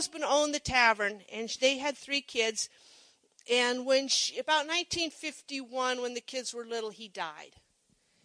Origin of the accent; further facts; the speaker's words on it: Monroe, United States; I grew up in Monroe, the little town on the shortcut to Silver Creek